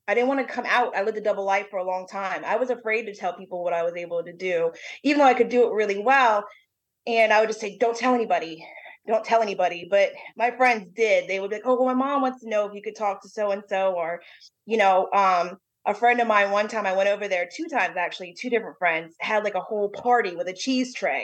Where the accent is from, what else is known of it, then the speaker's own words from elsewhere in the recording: Bowie, Maryland, United States; moved away; also born or lived in New Orleans, Louisiana; I grew up in Bowie, Maryland, Crofton, Maryland area